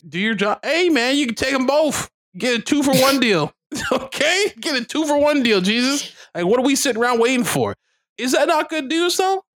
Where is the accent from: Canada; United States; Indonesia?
Canada; being Canadian